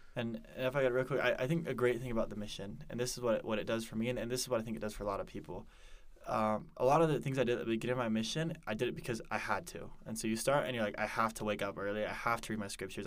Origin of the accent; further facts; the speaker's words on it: Denver, Colorado, United States; moved away as an adult; also born or lived in Parker, Colorado; now in Provo, United States; originally I'm from Denver, Colorado